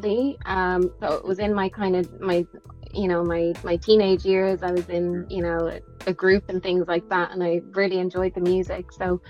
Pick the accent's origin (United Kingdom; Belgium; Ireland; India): Ireland; Dublin, Leinster; moved away as an adult; now in Toronto, Canada; I am originally from Dublin. Dublin, Ireland, but my mum is Irish and my dad is Nigerian